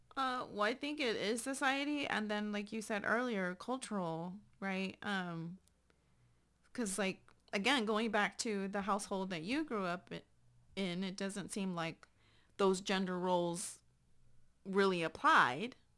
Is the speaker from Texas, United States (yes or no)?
yes; San Antonio, Texas, United States; moved away as an adult; I up and left my hometown and moved to another country.